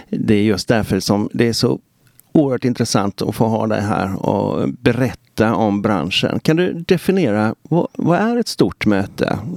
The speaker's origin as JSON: {"language": "Swedish", "town": "Stockholm", "region": "Stockholm County", "country": "Sweden", "said": "Jag är ju stockholmare."}